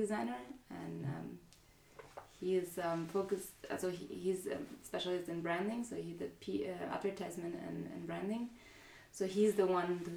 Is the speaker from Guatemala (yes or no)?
yes; Guatemala; now in Zurich, Switzerland; I'm from Guatemala.